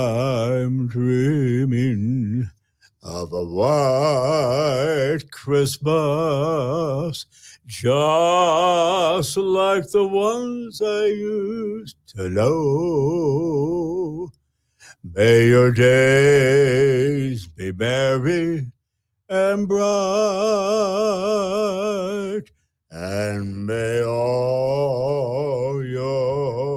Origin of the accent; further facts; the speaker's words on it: Detroit, Michigan, United States; moved away as an adult; now in Texas, United States; I was born and raised in Detroit. Lived there 22 years.